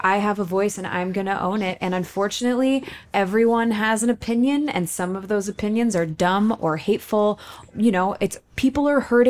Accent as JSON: {"language": "English", "region": "Texas", "country": "United States", "said": "But also they're from, and I'm from the South, from Texas."}